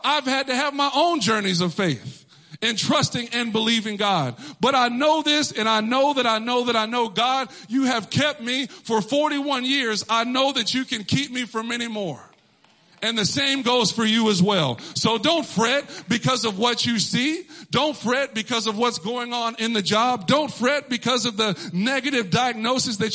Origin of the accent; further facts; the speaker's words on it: Texas, United States; moved away as an adult; now in Connecticut, United States; I grew up in Texas. I was born and raised there.